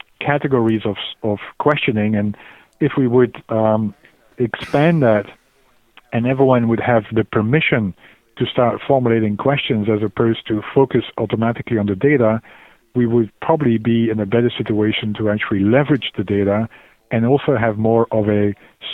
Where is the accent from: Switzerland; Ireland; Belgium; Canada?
Belgium; moved away as an adult; also born or lived in Glasgow, United Kingdom / Oxford, United Kingdom; I'm initially from Belgium, but moved to the UK